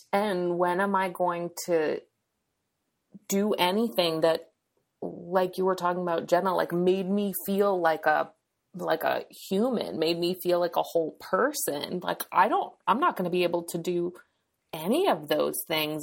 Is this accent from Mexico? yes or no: no; New Hampshire, United States; now in California, United States; I live in California, but I'm from New Hampshire